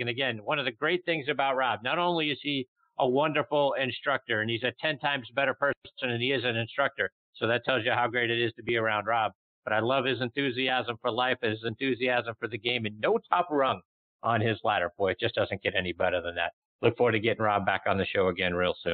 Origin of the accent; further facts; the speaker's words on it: Pittsburgh, Pennsylvania, United States; my hometown of Pittsburgh, Pennsylvania.